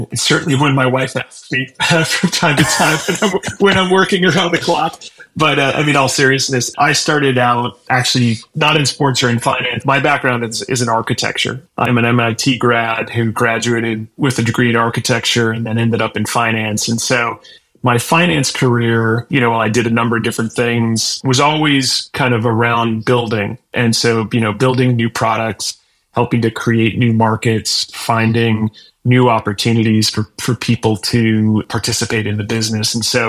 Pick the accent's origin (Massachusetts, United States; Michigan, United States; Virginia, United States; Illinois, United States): Illinois, United States; also born or lived in Minnesota / Wisconsin; But I grew up in the Midwest and in Illinois and Minnesota and Wisconsin.